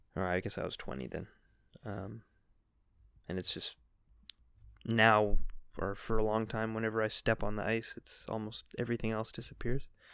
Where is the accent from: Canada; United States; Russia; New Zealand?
Canada; Victoria, British Columbia; moved away as an adult; also born or lived in Nanaimo; now in South Korea; I grew up in Nanaimo in Victoria, which are both on Vancouver Island